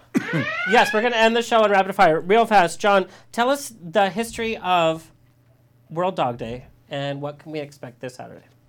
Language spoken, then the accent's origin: English; Orange County, California, United States; I was born and raised in Orange County